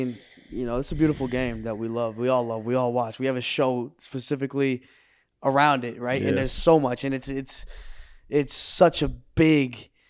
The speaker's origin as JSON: {"language": "English", "town": "Dallas", "region": "Texas", "country": "United States", "tie": "born or raised there", "said": "I grew up in Texas, in the Dallas area, where like what you do on Friday, it's weekends, right? Friday nights are football games."}